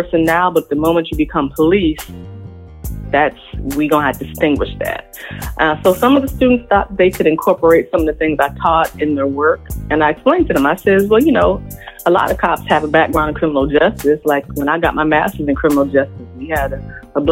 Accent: Richmond, Virginia, United States; born and raised in Richmond, Virginia, the second capital of the Confederacy

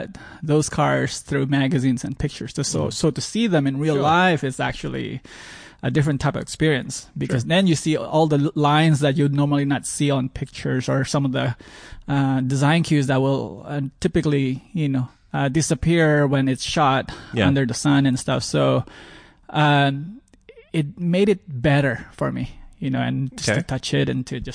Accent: Philippines; moved away; growing up in the Philippines

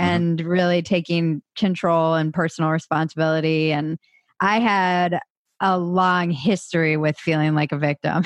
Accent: East Coast, United States; I come from a big family, Irish Catholic, East Coast

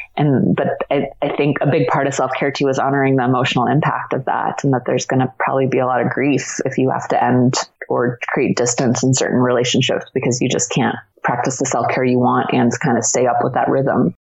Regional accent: Washington, District of Columbia, United States; I was born in Washington D.C.

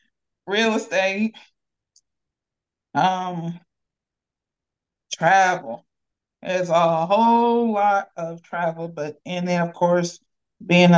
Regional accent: Akron, Ohio, United States; I'm from Akron, Ohio.

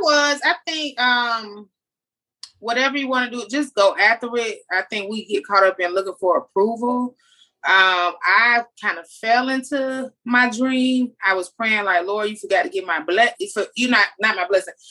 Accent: Jacksonville, Florida, United States; accent: country; I'm from Jacksonville

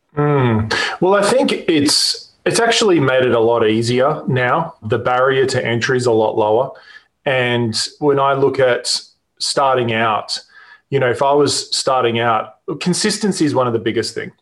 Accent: Australia; accent: Australian; moved away as an adult; now in Newport Beach, United States; you can probably hear in my accent, I'm Australian, but we live in California, in Newport Beach we moved here about three years ago.

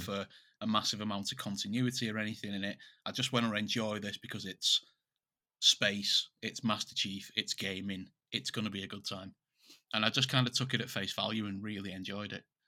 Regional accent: England, United Kingdom; we're English

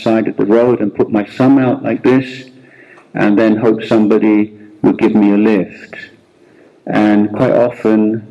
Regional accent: England, United Kingdom; moved away as an adult; also born or lived in India; now in Thailand; I was born in England and lived more than 17 years in England, and then I left England

